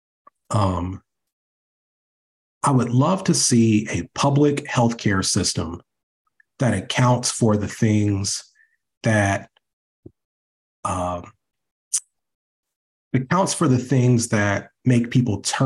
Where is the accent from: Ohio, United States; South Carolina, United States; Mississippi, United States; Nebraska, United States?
Ohio, United States; accent: Ohio; my Ohio accent is coming back.